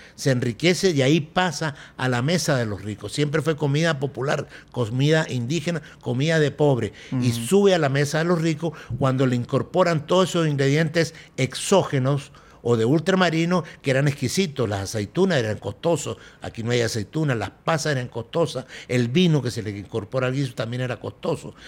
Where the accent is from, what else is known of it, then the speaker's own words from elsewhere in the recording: Venezuela; antes de ser venezolanos ya comíamos ayaca